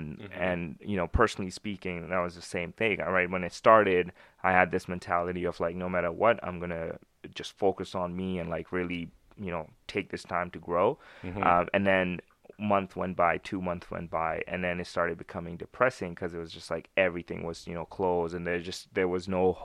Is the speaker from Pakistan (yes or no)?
yes; Pakistan; born there; I was born in Pakistan, right? So I have like a cultural difference also.